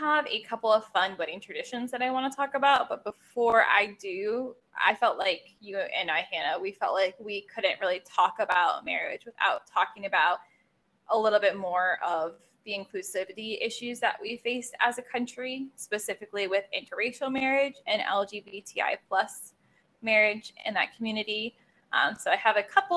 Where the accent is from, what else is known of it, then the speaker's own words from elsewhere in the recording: United States; as an American